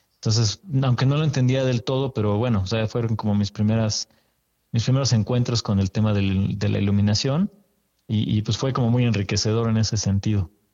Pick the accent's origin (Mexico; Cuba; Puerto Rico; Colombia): Mexico; Mexico City; yo soy de aquí de la Ciudad de México. Y... Hace unos cuantos ayeres apenas que nací por acá.